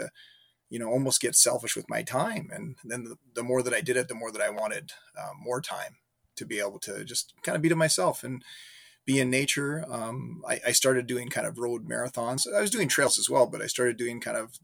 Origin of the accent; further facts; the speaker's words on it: Calgary, Alberta, Canada; moved away as an adult; now in Regina, Canada; I live in Regina, Saskatchewan. I've been here for, I guess, about 20 years. Before that, I grew up in Calgary, Alberta.